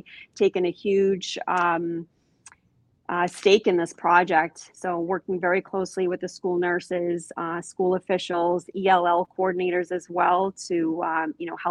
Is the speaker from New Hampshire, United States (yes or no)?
yes; Londonderry, New Hampshire, United States; I grew up in Londonderry, New Hampshire